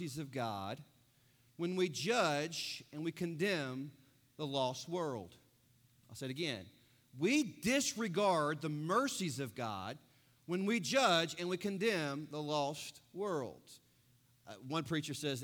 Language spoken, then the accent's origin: English; United States; I'm American